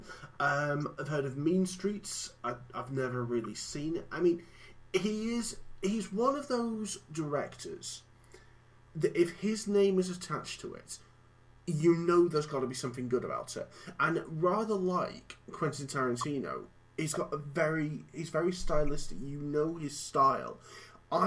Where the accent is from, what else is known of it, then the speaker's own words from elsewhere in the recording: Cockermouth, North West England, United Kingdom; back in my hometown of Cockermouth